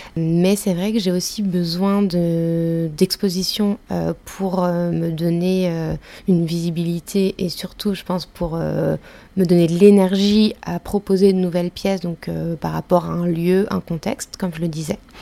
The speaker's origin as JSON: {"language": "French", "area": "Ain, near Lyon", "region": "Auvergne-Rhône-Alpes", "country": "France", "tie": "born or raised there", "said": "je suis née plutôt de la campagne, euh, donc je viens de Lyon mais euh, même de l'Ain"}